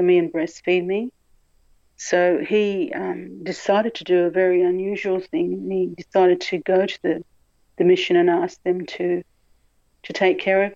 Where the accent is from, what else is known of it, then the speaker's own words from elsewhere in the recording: Australia; also born or lived in Papua New Guinea; we came to Australia. I was raised in Australia, went to wonderful, you know, Catholic schools